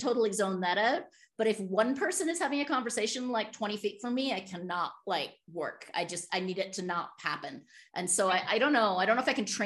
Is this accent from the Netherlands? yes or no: no; United Kingdom; moved away; And I'm British